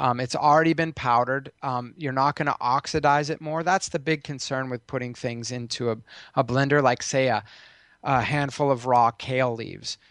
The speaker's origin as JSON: {"language": "English", "region": "Colorado", "country": "United States", "tie": "born or raised there", "said": "I grew up in Colorado"}